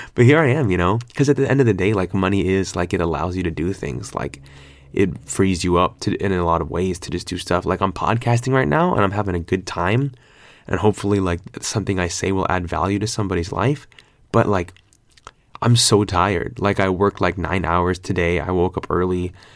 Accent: California, United States; moved away as an adult; now in Australia; I'm so Californian

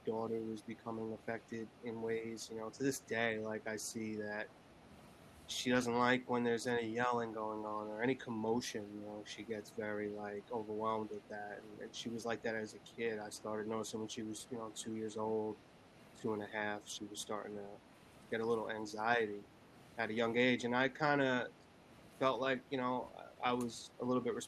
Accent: Long Island, New York, United States; I was born and raised in Long Island, New York

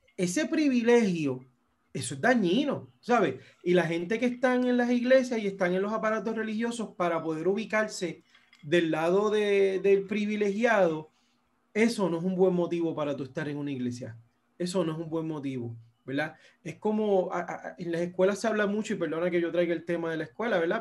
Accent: Puerto Rico; yo soy puertorriqueño y tengo un pasaporte estadounidense

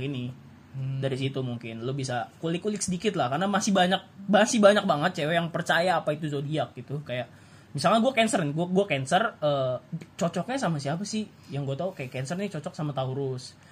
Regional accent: West Java, Indonesia; gua orang Sunda

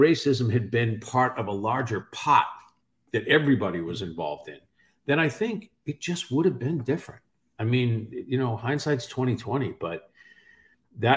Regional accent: Boston, Massachusetts, United States; I grew up in Dorchester

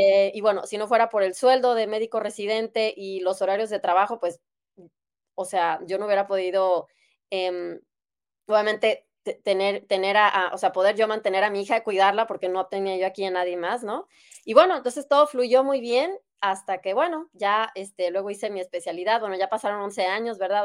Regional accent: Guadalajara, Jalisco, Mexico; moved away as an adult; now in Germany; yo soy de México, de Guadalajara, y ahí estudié medicina

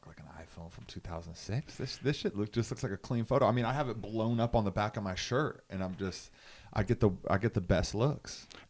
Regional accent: the South, United States; I'm from the South.

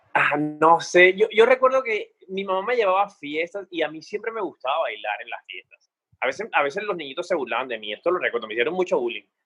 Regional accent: Cartagena, Bolívar, Colombia; yo pues nací en Cartagena, soy hijo de una madre soltera

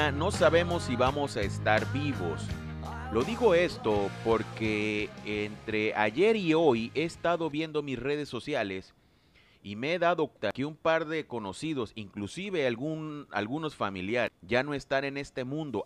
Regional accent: Lerdo de Tejada, Veracruz, Mexico; mi gente de Ciudad Lerdo de Tejada, Veracruz, México, mi tierra natal

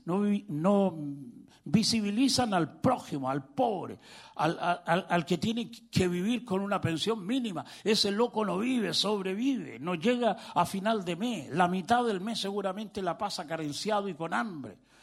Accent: Chile; vengo de Chile

